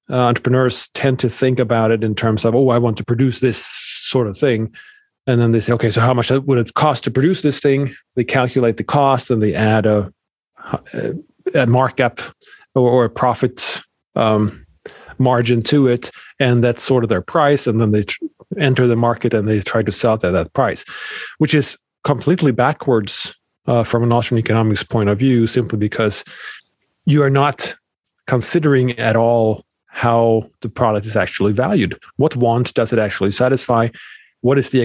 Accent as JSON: {"language": "English", "country": "Sweden", "tie": "born or raised there", "moved": "as an adult", "lives_now": "United States", "said": "born and raised in Sweden"}